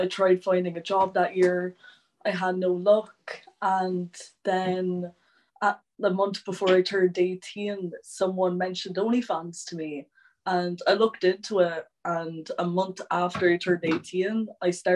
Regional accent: Waterford, Munster, Ireland; I'm 18, I'm from Waterford

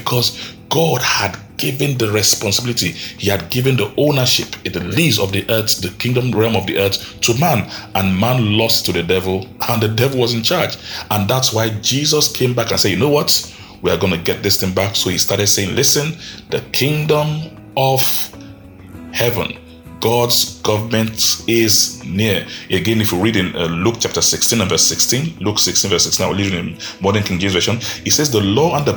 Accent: Nigeria; I live in Nigeria, I'm a Nigerian.

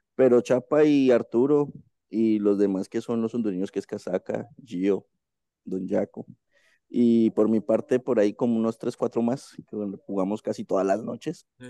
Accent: Colombia; aquí en mi país

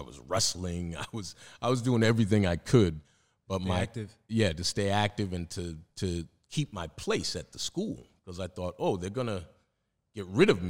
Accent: Roxbury, Massachusetts, United States; there weren't a lot of people going to college from where I came from Roxbury.

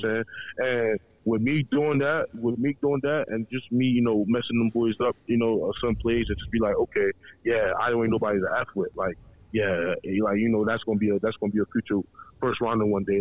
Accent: Baltimore, Maryland, United States; raised and born in Baltimore, Maryland, but I'm Nigerian descent

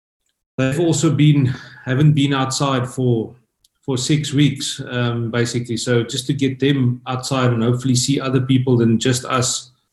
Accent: Worcester, Western Cape, South Africa; born or raised there

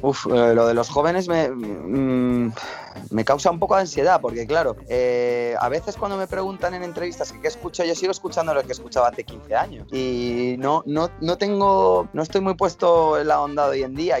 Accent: Madrid, Community of Madrid, Spain; moved away as an adult; also born or lived in Málaga; now in Basque Country, Spain; yo nací en Málaga, me crié, o sea, viví 4 o 5 años, luego me crié en Madrid, ahí es donde he estado casi toda mi vida

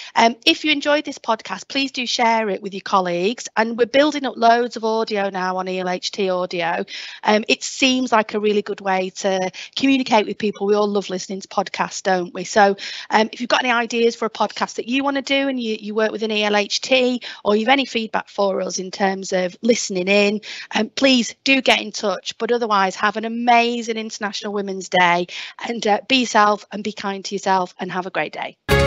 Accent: Lancashire, North West England, United Kingdom; accent: Lancashire; I can just go full belt Lancashire accent.

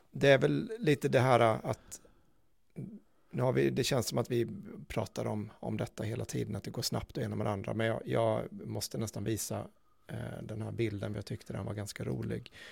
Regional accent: Småland, Sweden; jag är i smålänning så det ja.

